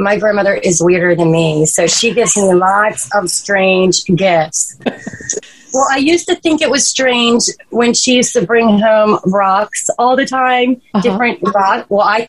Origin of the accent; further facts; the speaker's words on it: Maryland, United States; I actually grew up here.